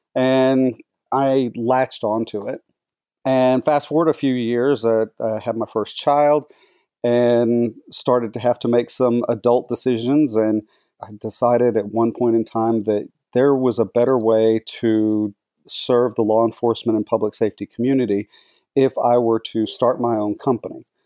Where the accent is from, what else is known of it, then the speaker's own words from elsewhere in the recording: Dallas-Fort Worth Metroplex, Texas, United States; I was born and raised in Texas, grew up in the Dallas-Fort Worth Metroplex